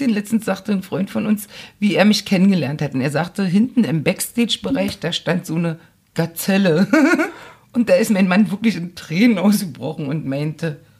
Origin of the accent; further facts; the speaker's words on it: Berlin, Germany; accent: Berlin dialect; da stellte man aber fest, dass mein Berliner Dialekt ziemlich stark ist.